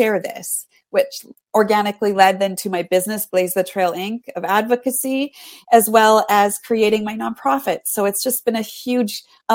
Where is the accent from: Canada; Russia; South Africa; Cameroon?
Canada; I'm from Canada.